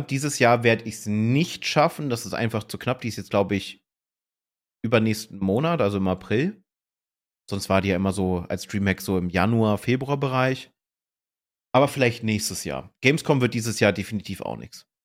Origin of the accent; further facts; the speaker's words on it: Hanover, Lower Saxony, Germany; Auf der war ich tatsächlich, ich komme ja ursprünglich aus Hannover, also äh, war das nicht fern.